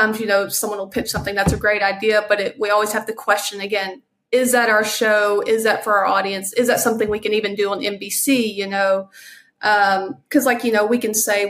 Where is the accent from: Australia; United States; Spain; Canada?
United States; Arkansas; moved away as an adult; also born or lived in Los Angeles, California; I'm originally from Arkansas, but I did live in LA for the previous 10 years